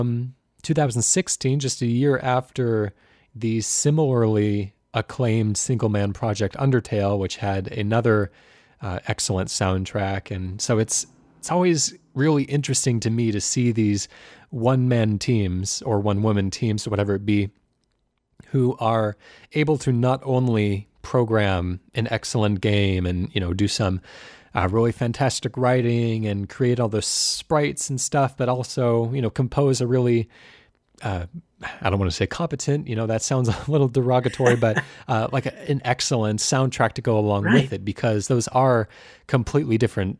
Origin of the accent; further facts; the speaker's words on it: Seattle, Washington, United States; I'm from Seattle as well